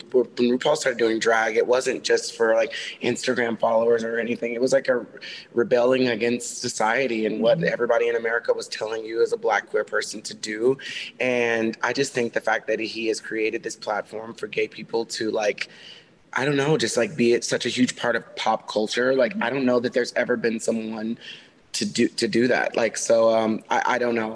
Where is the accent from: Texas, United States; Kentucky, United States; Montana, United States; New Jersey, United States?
Texas, United States; now in Los Angeles, United States; I grew up in the Bible Belt of Texas